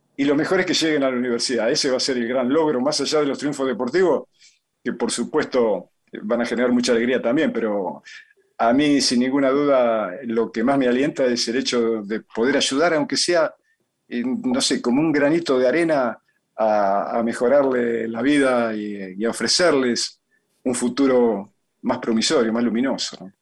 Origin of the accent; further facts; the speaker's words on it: Argentina; Yo nací en Argentina porque, bueno, porque mi mamá estaba acá